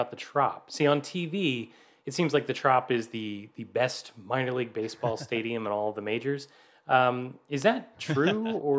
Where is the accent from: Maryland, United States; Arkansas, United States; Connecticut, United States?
Maryland, United States; Baltimore; rooting for my hometown team here in the land of pleasant living, no farther from say, 25 miles from the stadium my entire life. And rooting for the Baltimore Orioles here in the state of Maryland